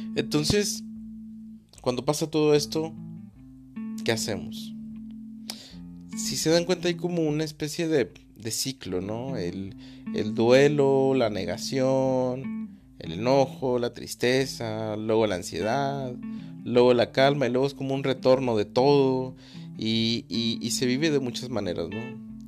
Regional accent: Mexico; mi país México

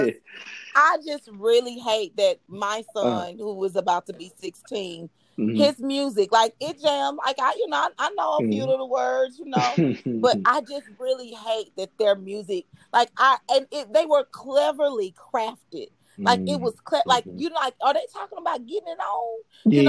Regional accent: Dallas, Texas, United States; I grew up in Dallas

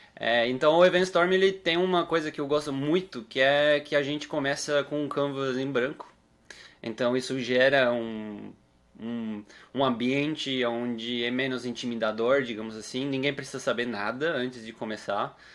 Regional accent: Uruguay; moved away; eu sou uruguaio

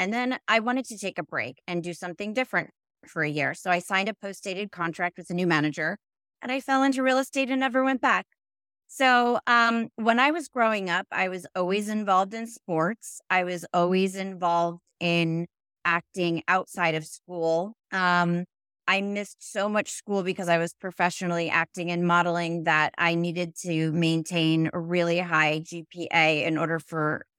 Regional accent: Connecticut, United States; also born or lived in Manhattan, United States; Yeah, so I was born in Manhattan. We moved out to Connecticut. I was raised there.

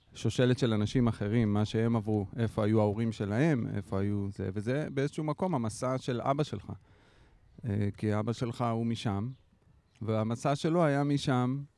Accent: Lod, Central District, Israel; גדלתי בלוד

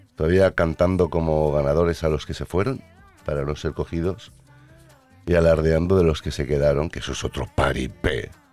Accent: Catalonia, Spain; Yo soy catalán

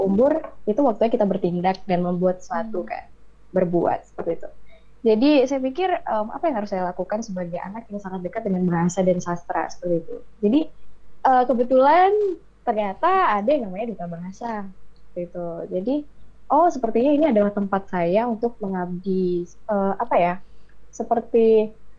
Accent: Bengkulu, Indonesia; moved away as an adult; now in West Sumatra, Indonesia; dari Pangkal Pinang ayah aku dari Aceh aku dari Bengkulu

